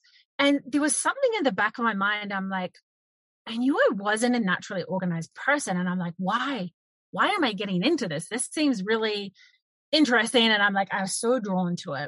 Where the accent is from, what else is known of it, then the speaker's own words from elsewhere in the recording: New Zealand; moved away as an adult; now in Canada; I owned a cafe in New Zealand because I'm originally from New Zealand. I'm now in Canada.